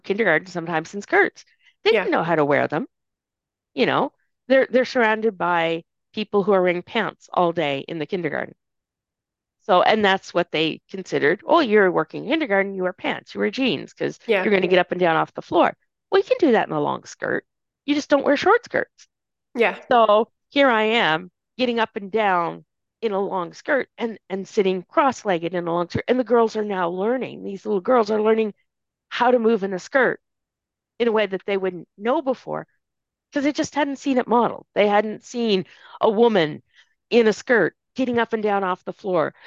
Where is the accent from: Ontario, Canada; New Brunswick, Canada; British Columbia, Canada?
New Brunswick, Canada; Saint John; also born or lived in Edmonton, Alberta; I'm from St. John, New Brunswick. I remember when St. John, New Brunswick was exactly that, a sea of white faces.